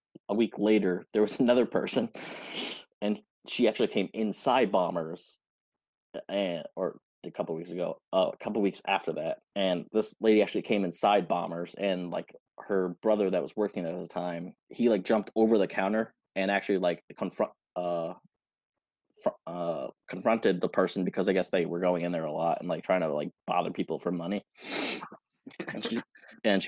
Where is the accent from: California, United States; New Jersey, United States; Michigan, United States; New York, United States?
New York, United States; Schenectady; in my hometown, the downtown part of it